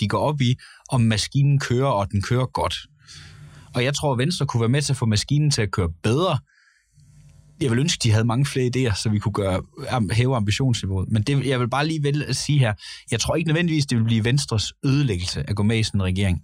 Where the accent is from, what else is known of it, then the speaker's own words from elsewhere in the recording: Gøl, North Denmark Region, Denmark; Jeg kommer selv fra Gøl, en minkavler by.